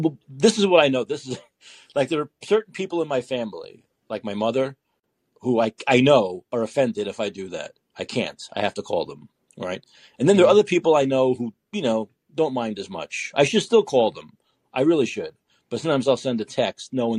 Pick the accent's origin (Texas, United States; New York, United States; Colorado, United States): New York, United States; New York City; We're both from Brooklyn.